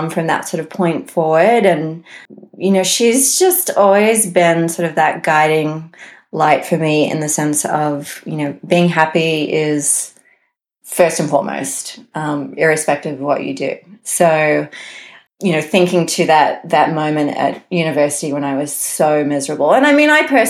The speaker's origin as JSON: {"language": "English", "town": "Cairns", "region": "Queensland", "country": "Australia", "tie": "born or raised there", "moved": "as an adult", "lives_now": "Colorado, United States", "said": "I grew up in Cairns, North Queensland, which is sort of the most northern metropolis in Australia on the east coast"}